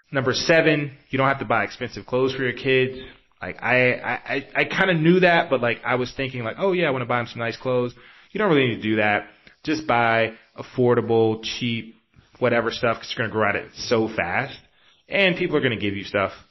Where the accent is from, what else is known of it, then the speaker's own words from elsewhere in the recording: East Coast, United States; now in Bay Area, United States; especially if you're taking a six hour flight across the East Coast, like I generally do because I'm from the East Coast.